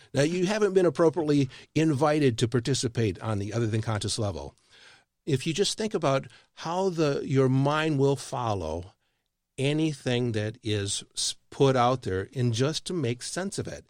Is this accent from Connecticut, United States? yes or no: no; Michigan, United States; now in Texas, United States; I live in Texas. I'm not a Texan. I grew up in Michigan.